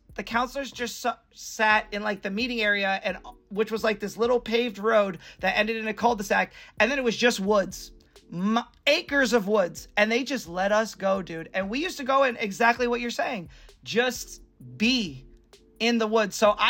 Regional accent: New Hampshire, United States; I grew up in New Hampshire

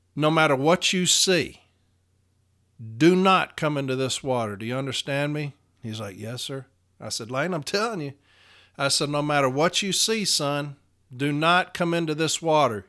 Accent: Nashville, Tennessee, United States; I'm from Nashville, Tennessee

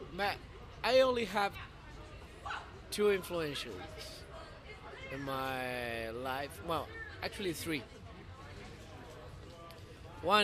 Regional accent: Canary Islands, Spain; accent: Canary Islands; English is a second language; now in Barcelona, Spain; I'm from Canary Islands

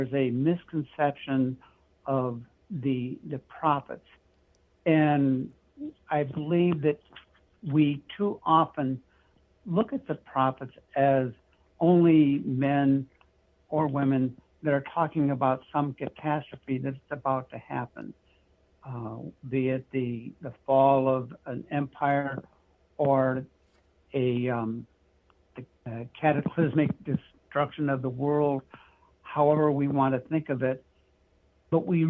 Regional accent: California, United States; moved away as an adult; also born or lived in Michigan / Washington; I was born in Michigan. I lived in the state of Washington, grew up mostly in California where I was educated through high school, came back to Michigan

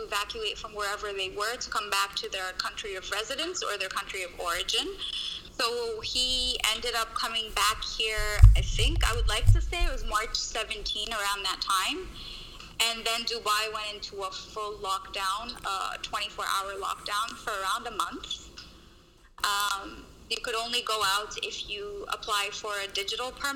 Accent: Canada; moved away as an adult; also born or lived in Lebanon / San Francisco; I'm actually Lebanese by origin, but I grew up in Canada.

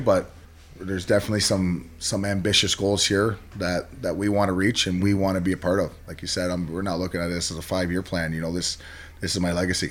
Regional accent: Toronto, Ontario, Canada; where I grew up in Toronto

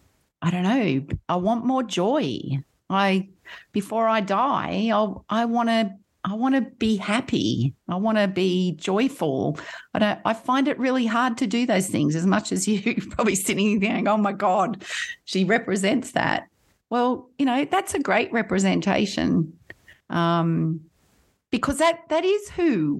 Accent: Kurrajong, New South Wales, Australia; also born or lived in Sydney; Grew up in Kurrajong, just at the base of the Blue Mountains

